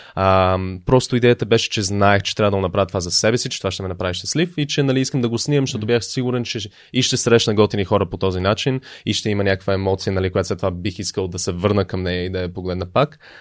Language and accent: Bulgarian; Canada; moved away as an adult; also born or lived in Sofia, Bulgaria / United States / Netherlands / Sevlievo, Bulgaria; now in Bulgaria; роден съм в България, в София, а, но тръгнах за щатите, когато още бях много малък. А, към щатите, след това към Канада, израснал съм по-голямата част от, в живота ми от Канада